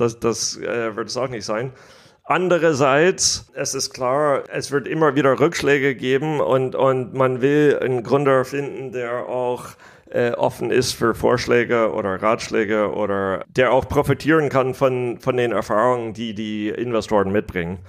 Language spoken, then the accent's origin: German; United States; accent: American; German is a second language; moved away; also born or lived in Germany; Ich bin hauptsächlich in Amerika aufgewachsen